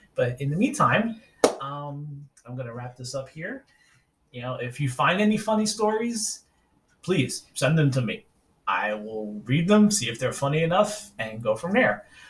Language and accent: English; New York City, New York, United States; also born or lived in Central Virginia; now in Virginia, United States; I'm originally from New York City. I was born in 80 and grew up in Staten Island. I live in Virginia now